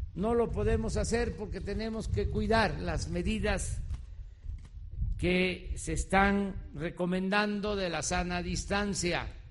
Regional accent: Mexico; Es lo que somos los mexicanos

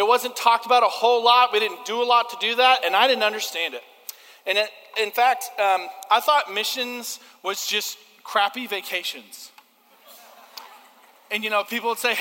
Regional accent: United States; I'm an American

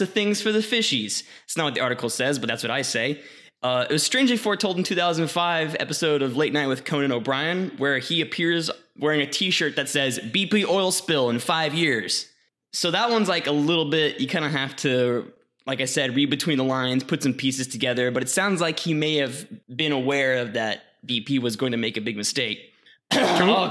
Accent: Waco, Texas, United States; Waco, hometown.

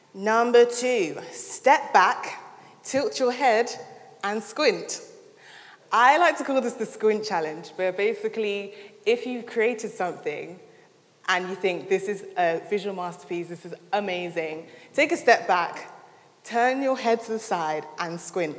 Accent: London, United Kingdom; moved away as an adult; now in Sheffield, United Kingdom; I'm originally from London

